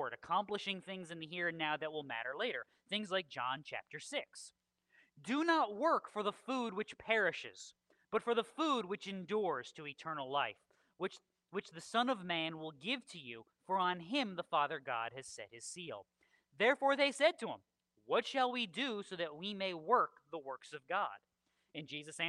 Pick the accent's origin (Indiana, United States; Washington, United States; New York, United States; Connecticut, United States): Connecticut, United States; southwestern; moved away; When I lived in Connecticut, we lived on the southwestern portion of Connecticut